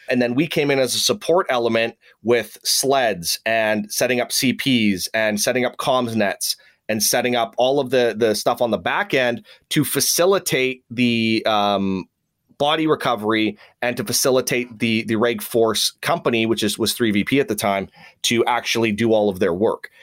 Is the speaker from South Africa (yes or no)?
no; Saskatoon, Saskatchewan, Canada; moved away; I actually switched to a reserve unit, which was in my hometown of Saskatoon